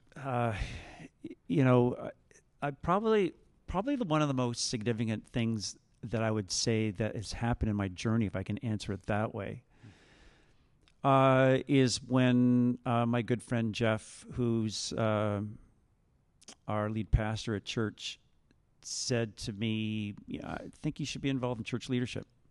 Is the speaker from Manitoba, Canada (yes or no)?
no; Vineland, Ontario, Canada; also born or lived in Jordan Station, Ontario; I live in Jordan Station, and I grew up in Vineland.